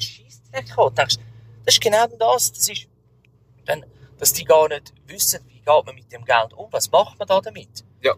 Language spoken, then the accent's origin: German; Switzerland; bei uns in der Schweiz